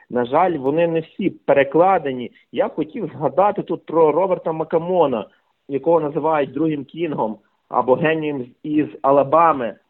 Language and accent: Ukrainian; Ternopil Oblast, Ukraine; now in Ivano-Frankivsk, Ukraine; Я сам народився на Тернопільщині, але фактично більшу половину свого життя живу у красивому місті Івано-Франківськ